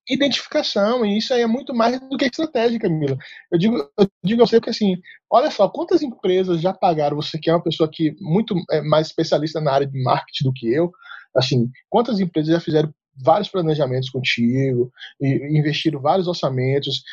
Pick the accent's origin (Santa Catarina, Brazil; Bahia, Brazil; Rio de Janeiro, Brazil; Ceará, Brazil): Bahia, Brazil; Salvador; accent: baianês; moved away as an adult; now in Brasília, Brazil; eu sou é, natural de Salvador, Bahia, né? Pelo sotaque que você vai ver, perceber da conversa, que é, o baianês aqui é muito forte